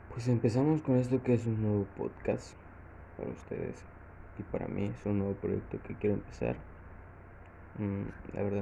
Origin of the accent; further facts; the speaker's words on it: Costa Rica, Veracruz, Mexico; Soy del estado de Veracruz, de la ciudad de Costa Rica tengo 22 años.